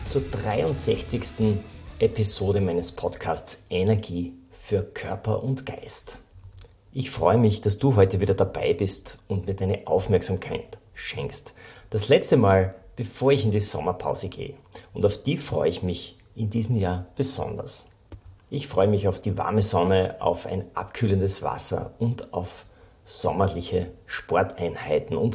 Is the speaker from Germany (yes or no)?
no; Styria, Austria; Ich bin auch gebürtiger Oststeirer.